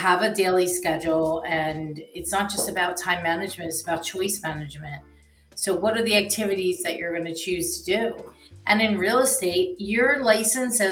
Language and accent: English; Philadelphia, Pennsylvania, United States; I grew up in Northeast Philadelphia.